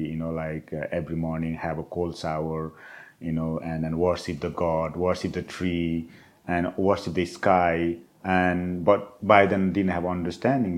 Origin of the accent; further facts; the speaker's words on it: Nepal; moved away; the culture I grew up in the Himalayas and in Nepal